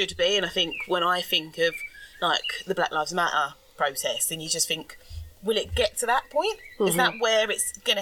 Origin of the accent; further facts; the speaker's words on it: London, United Kingdom; I'm from London